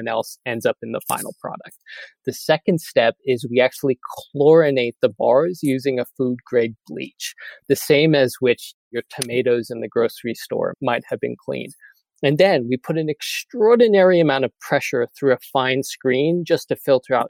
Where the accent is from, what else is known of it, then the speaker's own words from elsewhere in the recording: United States; I am an American